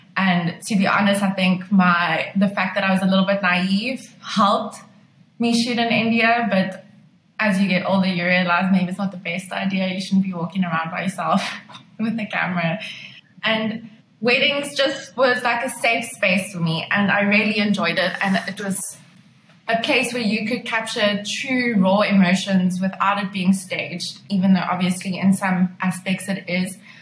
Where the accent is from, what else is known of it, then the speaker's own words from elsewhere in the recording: Pretoria, Gauteng, South Africa; moved away as an adult; now in Cape Town, South Africa; I decided that I was going to move to Cape Town because I'm originally from Pretoria